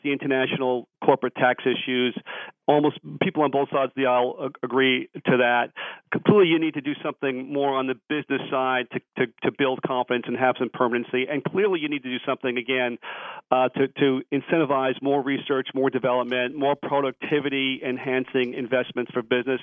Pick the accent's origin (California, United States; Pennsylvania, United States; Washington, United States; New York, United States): New York, United States; I'm from New York. I'm a New York taxpayer